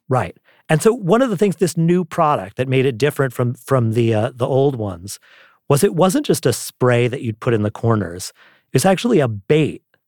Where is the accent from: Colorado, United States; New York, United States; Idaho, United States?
New York, United States; New York City; I grew up in New York City